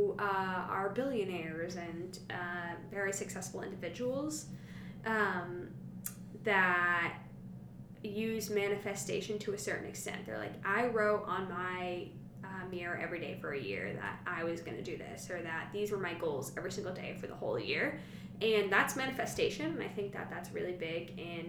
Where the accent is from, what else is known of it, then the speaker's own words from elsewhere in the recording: Salem, Massachusetts, United States; I grew up in Salem, Mass, and my mom is a witch